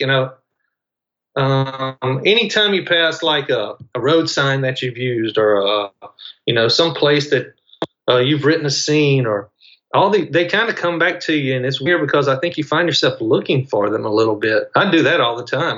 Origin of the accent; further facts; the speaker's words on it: Mississippi, United States; I'm from Mississippi